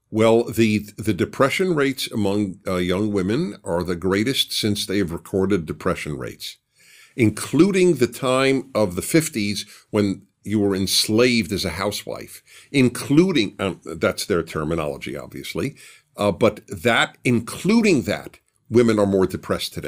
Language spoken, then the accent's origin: English; New York City, New York, United States; I grew up in Brooklyn